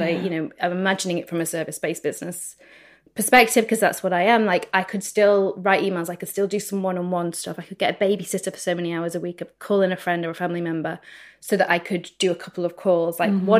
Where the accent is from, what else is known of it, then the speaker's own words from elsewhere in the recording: United Kingdom; We're speaking here as two Brits.